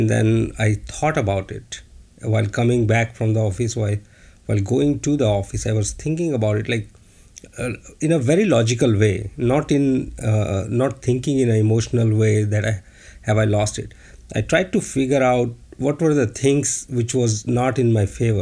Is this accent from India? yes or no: yes; India; moved away as an adult; now in China; I'm from India